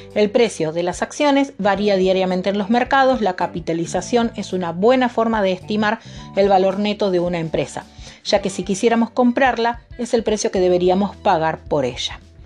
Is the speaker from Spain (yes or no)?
no; Argentina; como ciudadana argentina